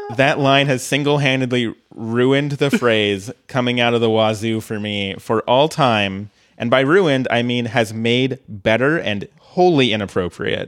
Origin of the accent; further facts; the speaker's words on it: Colorado, United States; I grew up in Colorado